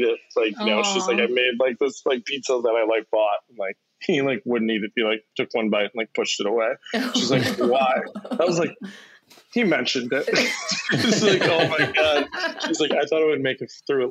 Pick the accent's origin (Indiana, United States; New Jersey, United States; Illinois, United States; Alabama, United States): Illinois, United States; Chicago; one of my buddies who I grew up with on the South Side